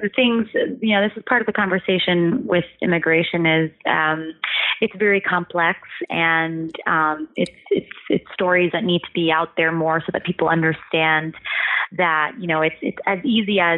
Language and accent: English; Ohio, United States; born or raised there